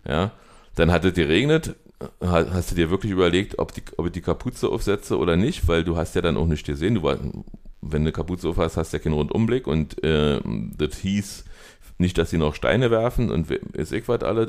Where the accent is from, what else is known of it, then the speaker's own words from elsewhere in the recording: East Germany, Germany; wo wir herkommen, wir kommen aus Ostdeutschland